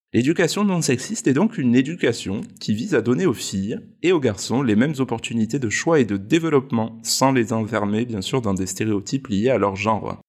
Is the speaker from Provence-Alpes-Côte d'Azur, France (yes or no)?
yes; Provence-Alpes-Côte d'Azur, France; chez nous en Provence